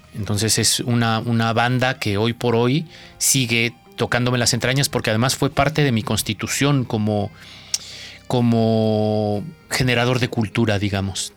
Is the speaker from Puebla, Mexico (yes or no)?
yes; Pahuatlán, Puebla, Mexico; Yo nací en la Sierra Norte, en una sierra muy eh, cerrada, que valga la, expresión muy intrincada de una, cordillera en la Sierra Madre Oriental, eh, en una cordillera. Eh, el pueblito se llama Paguatlán